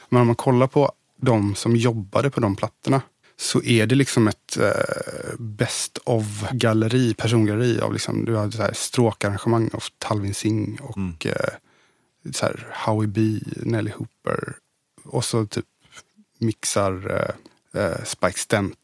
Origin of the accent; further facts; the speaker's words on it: Gothenburg, Västra Götaland, Sweden; also born or lived in Billdal, Sweden; I Göteborg. I, född i Masthugget och uppvuxen okay. i Majorna, Kungsladugård